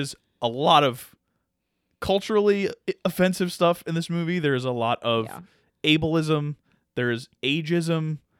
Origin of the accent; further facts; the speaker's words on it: Deep South, United States; I'm from the South. The Deep South.